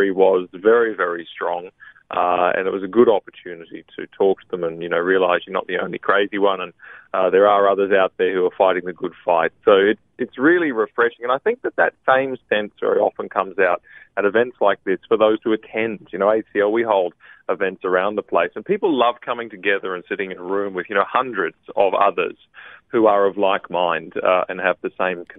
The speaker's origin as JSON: {"language": "English", "region": "Queensland", "country": "Australia", "moved": "yes", "said": "I am a Queenslander"}